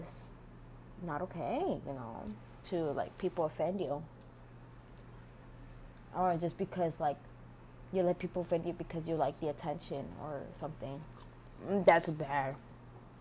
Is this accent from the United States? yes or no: yes; United States; I was born here in the United States